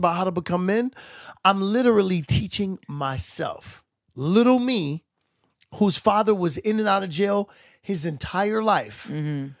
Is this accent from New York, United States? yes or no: yes; New York City, New York, United States; the neighborhood that I grew up in Brooklyn.